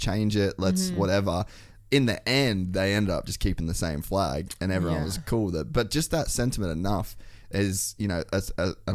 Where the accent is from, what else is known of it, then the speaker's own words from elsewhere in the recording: Cairns, Queensland, Australia; I grew up in Cairns